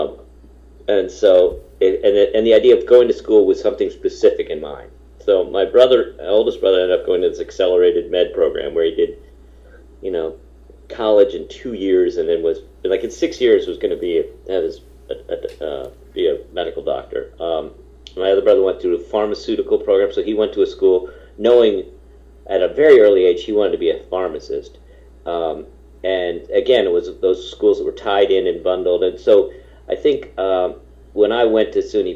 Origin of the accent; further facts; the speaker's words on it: Hamilton, New York, United States; my hometown, that's where I am right now, my hometown of Hamilton, New York.